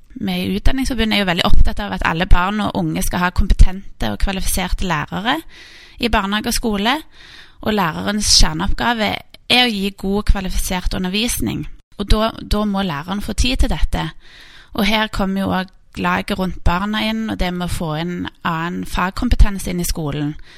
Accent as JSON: {"language": "Norwegian", "town": "Stavanger", "region": "Rogaland", "country": "Norway", "tie": "born or raised there", "said": "der jeg vokste opp, eh, Storhaugmarken, som er en sånn grønn oase midt i, midt i byen"}